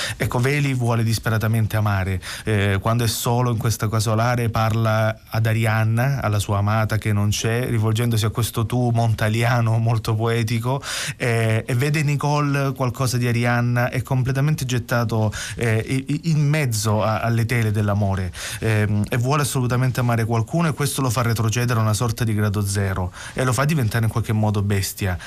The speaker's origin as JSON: {"language": "Italian", "town": "Gallipoli", "region": "Apulia", "country": "Italy", "tie": "born or raised there", "first_language": "Salentino dialect", "second_language": "Italian", "moved": "as an adult", "lives_now": "Bologna, Italy", "said": "sono andato via dal Salento dove ho vissuto per 27 anni a Gallipoli e sono andato a vivere a Bologna"}